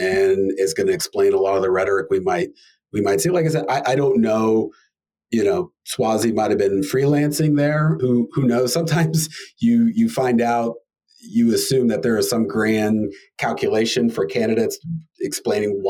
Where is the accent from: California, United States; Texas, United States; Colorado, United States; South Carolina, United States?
Texas, United States; Houston; moved away; also born or lived in Pennsylvania; I grew up in Houston, but I spent a lot of time in Pennsylvania.